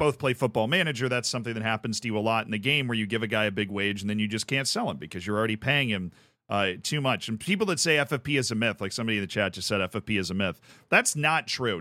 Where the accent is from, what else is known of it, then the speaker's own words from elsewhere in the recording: Tampa, Florida, United States; called the Tampa Bay Rays, who are from my hometown